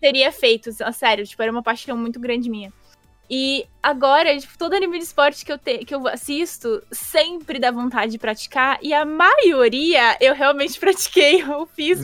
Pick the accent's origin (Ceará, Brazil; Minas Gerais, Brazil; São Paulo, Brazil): São Paulo, Brazil; eu não sou exatamente da cidade, eu sou de Itaquera